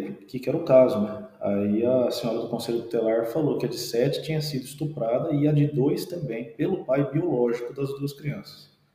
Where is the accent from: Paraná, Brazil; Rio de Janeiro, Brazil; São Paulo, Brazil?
São Paulo, Brazil; Pompeia; now in Marília, Brazil; eu sou daqui do interior, né? eu sou de, eu sou de Pompeia, eh, cidadezinha vizinha de Marília aqui